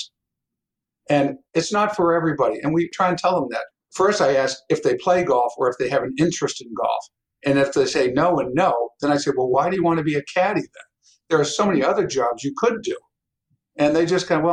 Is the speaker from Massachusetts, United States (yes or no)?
yes; Pembroke, Massachusetts, United States; we grew up in Pembroke. I mean, it was like the Wonder Years. It's the best town to grow up